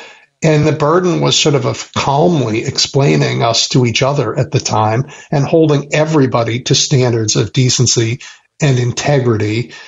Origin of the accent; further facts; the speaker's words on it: Chicago, Illinois, United States; as a Chicagoan and one, you know, deeply interested in our politics and our society